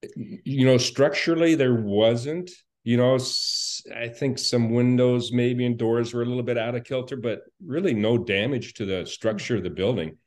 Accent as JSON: {"language": "English", "town": "Anchorage", "region": "Alaska", "country": "United States", "tie": "born or raised there", "said": "born in Anchorage, um, and we were living there, uh, when the earthquake happened"}